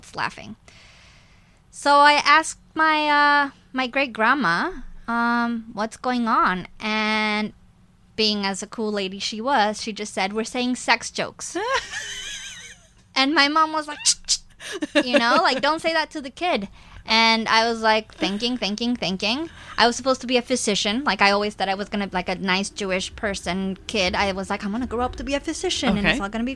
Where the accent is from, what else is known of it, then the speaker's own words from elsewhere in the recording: Mexico City, Mexico; moved away; I was born and raised in Mexico